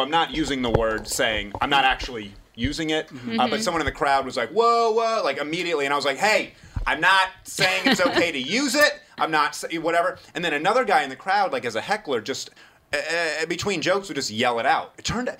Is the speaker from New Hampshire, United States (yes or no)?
yes; New Hampshire, United States; when I was a kid growing up in New Hampshire